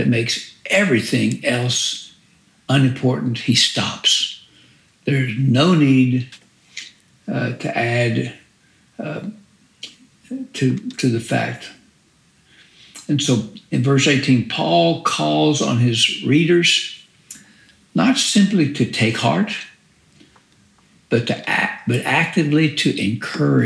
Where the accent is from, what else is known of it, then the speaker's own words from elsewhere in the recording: South Louisiana, United States; as a young boy growing up in South Louisiana